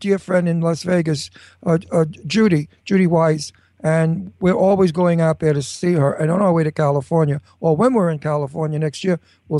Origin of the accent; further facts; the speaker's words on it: Genoa, Liguria, Italy; No, we're from Genoa, the north of Italy, so we have a lot of French and Austrian in our blood because we're on the border of those three countries.